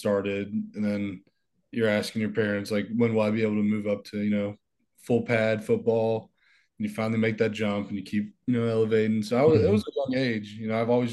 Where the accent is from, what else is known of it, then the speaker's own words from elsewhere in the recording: Germantown, Tennessee, United States; I grew up in a suburb. It's called Germantown